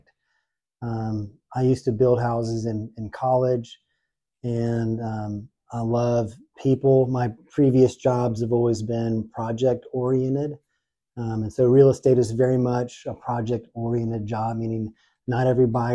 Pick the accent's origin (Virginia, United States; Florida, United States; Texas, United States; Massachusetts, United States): Texas, United States; Houston; also born or lived in Oxford, Mississippi; now in Nashville, United States; I'm from Houston, Texas originally